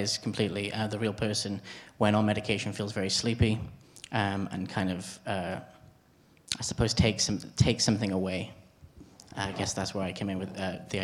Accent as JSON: {"language": "English", "region": "Wales", "country": "United Kingdom", "said": "It's a Welsh story for me, and those little things is, I suppose, it's where I'm from"}